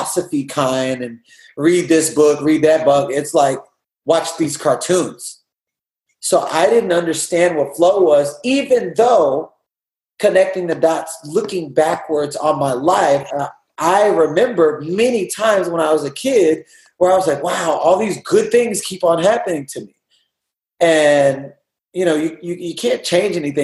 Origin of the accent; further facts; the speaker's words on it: Houston, Texas, United States; now in California, United States; I'm from Houston, Texas.